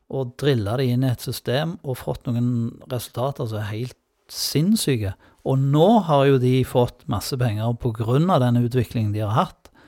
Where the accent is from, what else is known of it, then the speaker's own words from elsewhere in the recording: Sola, Rogaland, Norway; Og ikke minst fra Sola, da. Der jeg kommer fra